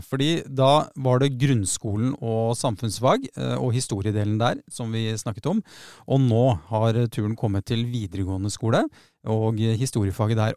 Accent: Oslo, Norway; Jeg vokste opp på Tveita

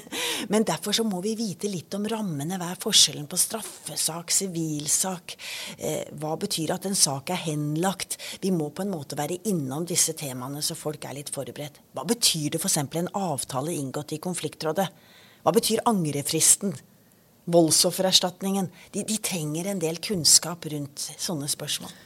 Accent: Kristiansand, Agder, Norway; Kristiansand, der jeg kommer fra

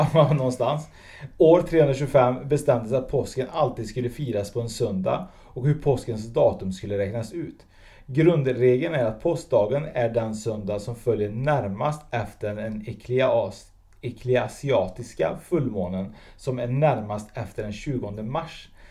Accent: Sweden; jag är egentligen född i Sverige med utländska föräldrar

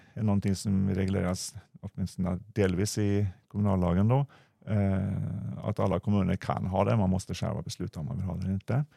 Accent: Norway; accent: Norwegian; now in Sweden; Jag kommer från landet västerut

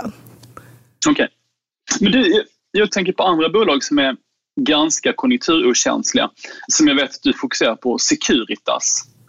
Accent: Skåne, Sweden; jag är skåning

